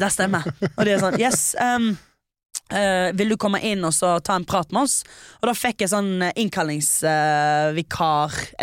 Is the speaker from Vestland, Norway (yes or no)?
yes; Stord, Vestland, Norway; jeg er 23 år gammel. Jeg er fra Stord.